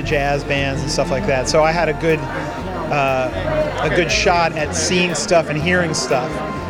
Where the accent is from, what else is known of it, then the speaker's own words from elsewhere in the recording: New York City, New York, United States; I had a theater loving, two theater loving parents. We lived in Manhattan. I grew up in Manhattan.